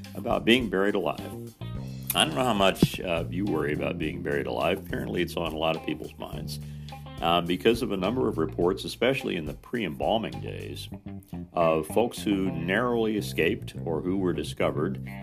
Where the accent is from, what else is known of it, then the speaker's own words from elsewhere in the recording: Mitchell, Indiana, United States; my hometown in Mitchell, Indiana